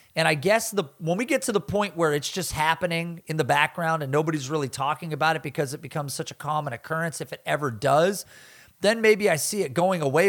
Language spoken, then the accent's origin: English; the Northwest, Pacific Northwest, United States; I am from the Northwest